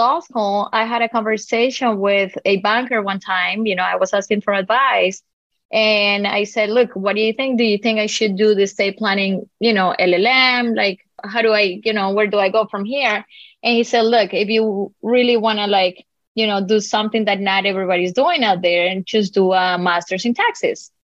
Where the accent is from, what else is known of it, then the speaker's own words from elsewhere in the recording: Colombia; first language Spanish; English is a second language; moved away as an adult; now in Miami, United States; Okay, so I was born and raised in Colombia. I moved to the U.S. about 22 years ago.